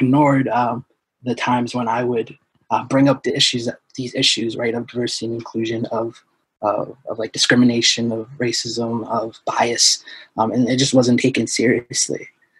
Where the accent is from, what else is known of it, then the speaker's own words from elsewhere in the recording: Portland, Maine, United States; So we were born and raised in Portland. We learned English and Somali simultaneously. So we grew up in Portland public schools. I went to Reiki Elementary, King Middle, Deering High.